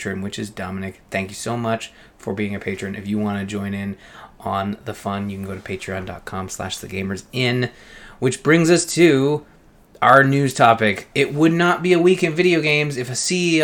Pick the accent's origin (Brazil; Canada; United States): Canada; being Canadian